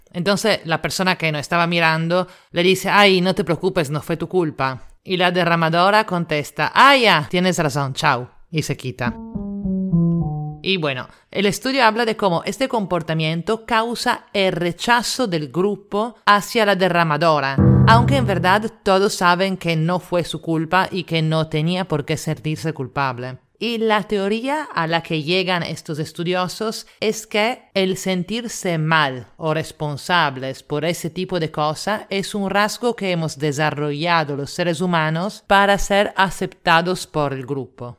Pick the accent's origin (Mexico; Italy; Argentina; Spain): Italy; now in Lima, Peru; italiana en Lima